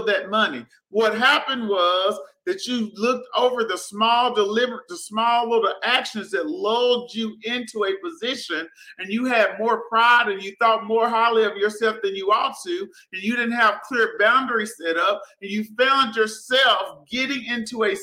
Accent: Prescott, Arkansas, United States; I grew up in Prescott, Arkansas, small town.

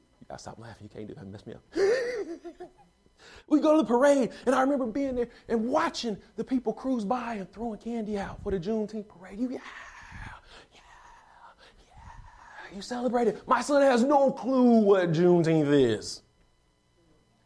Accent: Texas, United States; I'm from Texas

